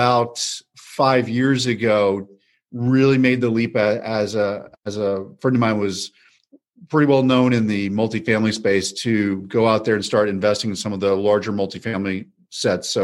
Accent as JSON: {"language": "English", "town": "College Station", "region": "Texas", "country": "United States", "lives_now": "Dallas, United States", "said": "I come from College Station, Texas, so it's a college town, home of Texas A&M University."}